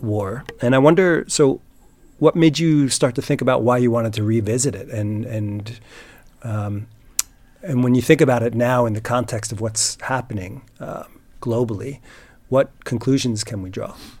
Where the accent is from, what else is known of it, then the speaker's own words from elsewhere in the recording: United States; now in Sweden; I'm an American